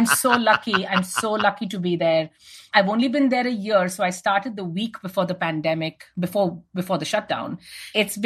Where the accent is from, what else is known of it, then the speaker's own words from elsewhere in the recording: India; moved away as an adult; now in United States; I grew up in India